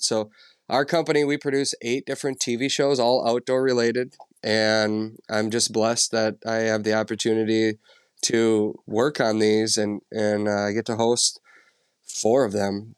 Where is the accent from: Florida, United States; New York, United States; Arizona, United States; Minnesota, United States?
Minnesota, United States; central; I grew up in Minnesota, uh, central Minnesota